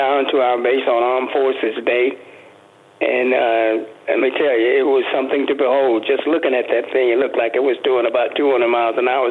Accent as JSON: {"language": "English", "town": "Andalusia", "region": "Alabama", "country": "United States", "also_born_or_lived": "Tampa, Florida / California / Korea", "moved": "as an adult", "lives_now": "Las Vegas, United States", "said": "I'm from a small town in Alabama called Andalusia"}